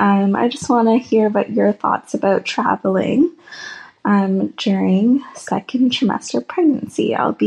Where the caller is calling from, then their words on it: Canada; Hi there. I'm calling from Canada.